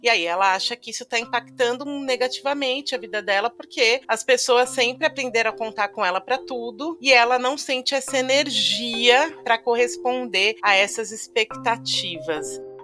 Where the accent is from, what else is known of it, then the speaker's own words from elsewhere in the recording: Paulista, São Paulo, Brazil; a gente é paulista